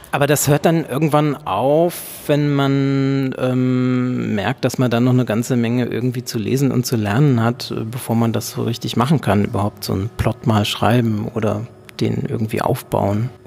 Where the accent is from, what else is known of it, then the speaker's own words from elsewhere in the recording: North Rhine-Westphalia, Germany; now in Berlin, Germany; Ja, also erstmal, ich komme aus dem Ruhrgebiet. Ich bin also nach Berlin zugezogen